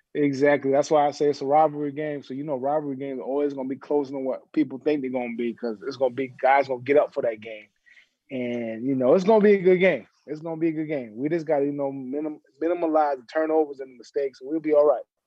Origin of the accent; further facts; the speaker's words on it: South Carolina, United States; moved away; everybody know I'm from South Carolina